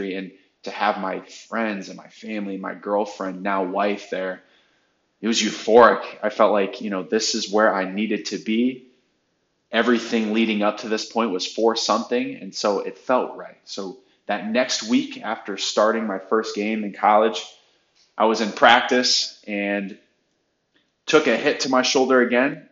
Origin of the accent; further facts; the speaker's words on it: Wadsworth, Ohio, United States; also born or lived in North Royalton, Ohio; I am originally from Northeast Ohio, a small town called Wadsworth, right outside of Akron. Grew up, two amazing parents, two awesome brothers